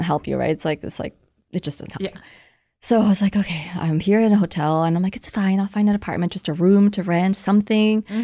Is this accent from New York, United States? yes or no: no; Orange County, California, United States; also born or lived in Vietnam / Malaysia; I grew up in Orange County.